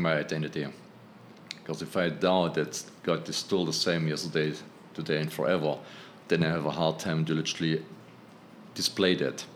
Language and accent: English; Germany; now in New York City, United States; I'm originally from Germany.